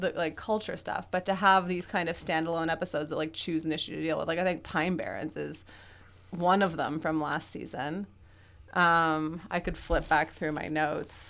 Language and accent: English; Quebec, Canada; I'm from Quebec